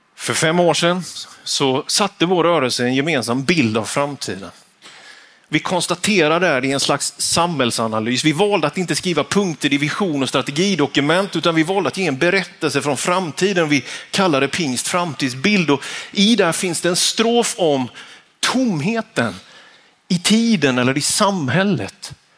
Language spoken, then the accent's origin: Swedish; Vetlanda, Jönköping County, Sweden; När jag var tonåring så gick jag högstadiet på Vitalaskolan hemma i Vetlanda. Småländska höglandet